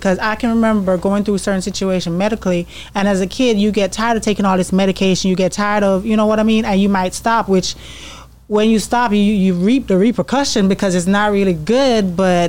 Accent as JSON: {"language": "English", "country": "Jamaica", "tie": "born or raised there", "moved": "yes", "said": "growing up in Jamaica"}